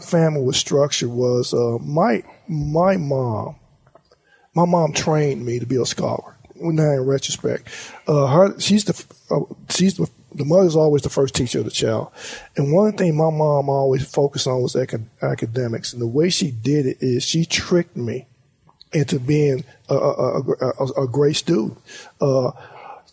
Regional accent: Monroe, Louisiana, United States; moved away as an adult; Monroe, Louisiana is my heart and soul. Basically, I was born and raised there.

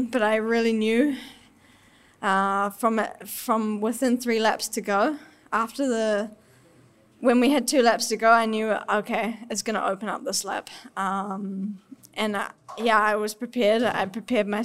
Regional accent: New Zealand; accent: Kiwi; my Aussie accent, because definitely it's on the Kiwi side.

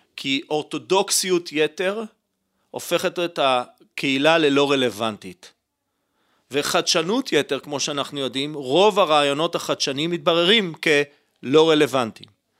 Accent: Holon, Tel Aviv District, Israel; נולדתי וגדלתי בישראל, במשפחה ציונית, חילונית, בחולון

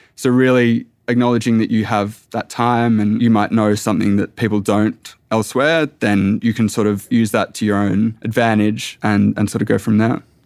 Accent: Tasmania, Australia; also born or lived in Echuca, Victoria / Melbourne; now in Sydney, Australia; I, I come from Tasmania. We're at, at A F L state.

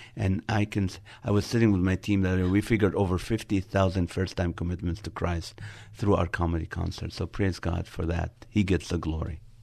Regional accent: Nazareth, Northern District, Israel; moved away; also born or lived in Middle East; I was born in the city of Nazareth in Israel

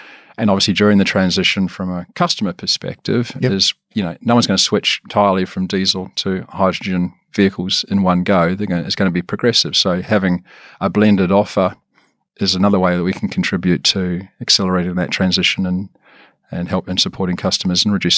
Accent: Wellington, New Zealand; Originally from New Zealand, so from Wellington. Yep. That's my home.

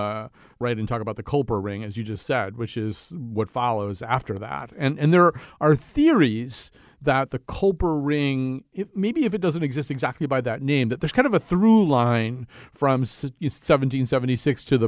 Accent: Connecticut, United States; I'm from Connecticut. That's Nathan Hale country

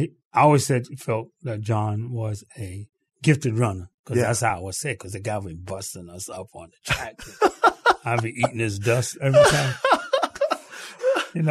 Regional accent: New York City, New York, United States; Well, growing up in Harlem. I grew up in Harlem, New York City.

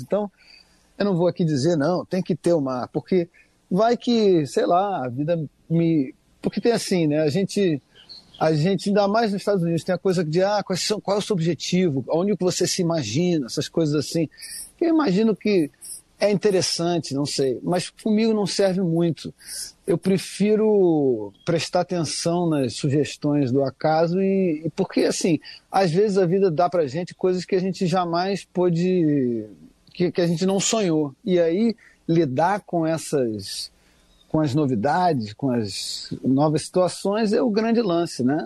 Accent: Rio de Janeiro, Brazil; Eu, como cresci pegando onda aqui no Rio de Janeiro

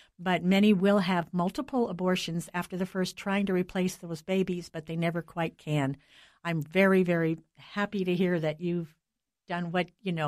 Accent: United States; I'm an American

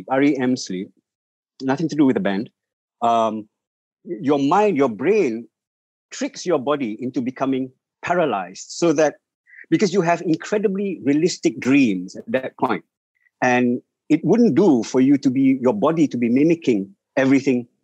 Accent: Malaysia; I'm Malaysian.

